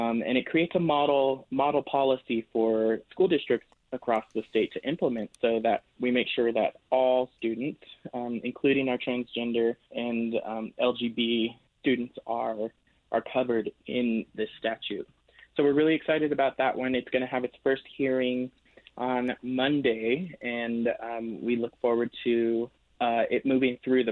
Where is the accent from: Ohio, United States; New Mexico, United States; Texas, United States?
New Mexico, United States; Albuquerque; I was born and raised here in New Mexico, in Albuquerque